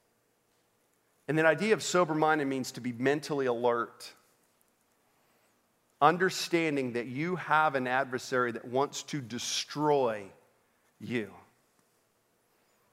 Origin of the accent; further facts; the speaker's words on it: Orlando, Florida, United States; I grew up in Orlando